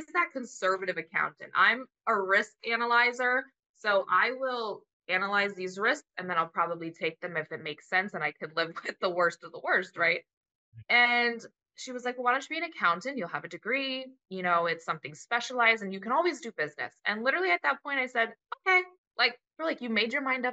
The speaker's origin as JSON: {"language": "English", "region": "Florida", "country": "United States", "tie": "born or raised there", "said": "I grew up in Florida my whole life."}